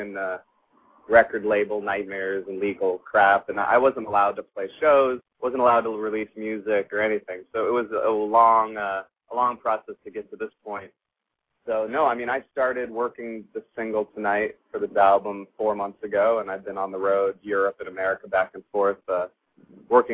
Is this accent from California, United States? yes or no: yes; Los Angeles, California, United States; I was raised in Hollywood. I was born in Los Angeles